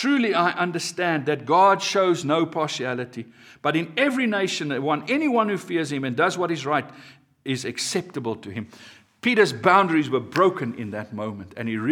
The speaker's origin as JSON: {"language": "English", "country": "South Africa", "said": "My being a South African"}